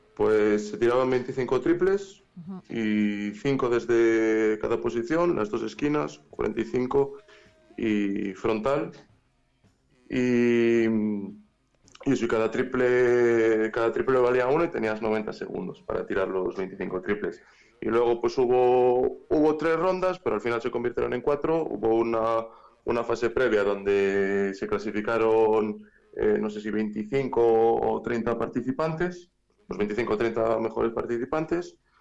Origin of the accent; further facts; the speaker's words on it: Valladolid, Castile and León, Spain; soy de Valladolid.